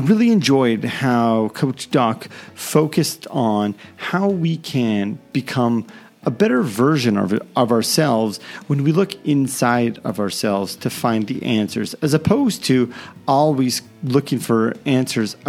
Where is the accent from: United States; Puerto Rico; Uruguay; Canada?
Canada; I'm Canadian